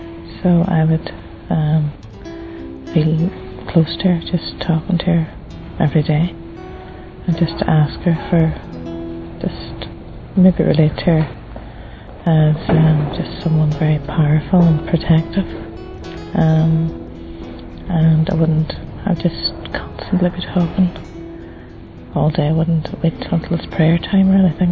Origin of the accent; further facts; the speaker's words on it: Derry, Northern Ireland, United Kingdom; I am from Northern Ireland, Derry.